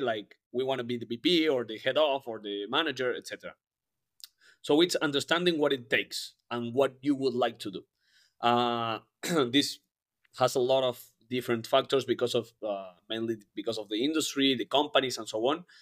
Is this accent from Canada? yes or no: no; Argentina; moved away; I am from Argentina originally